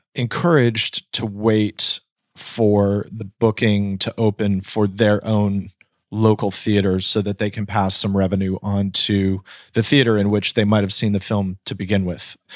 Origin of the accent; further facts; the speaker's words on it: Napa, California, United States; I grew up in Napa in Northern California